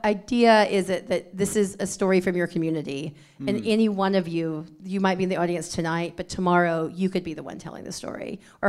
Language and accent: English; Alabama, United States; I mean, definitely surrounded by storytellers. You know, like I grew up with like my grandmothers telling like stories